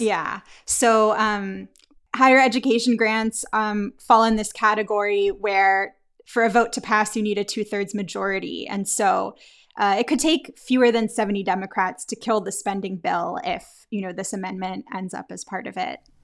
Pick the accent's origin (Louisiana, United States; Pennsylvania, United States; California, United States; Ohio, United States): Pennsylvania, United States; Pittsburgh; moved away as an adult; also born or lived in Philadelphia; I am a born and bred Pittsburgher, but I have been living away from the city for a while